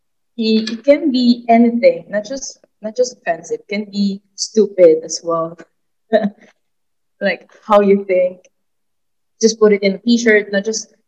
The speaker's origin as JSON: {"language": "English", "town": "Manila", "region": "Metro Manila", "country": "Philippines", "moved": "as an adult", "lives_now": "Phnom Penh, Cambodia", "said": "I'm from Manila."}